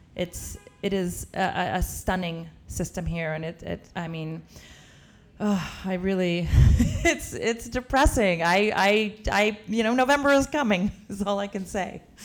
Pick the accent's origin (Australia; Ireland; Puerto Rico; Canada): Canada; moved away as an adult; now in United States; I'm Canadian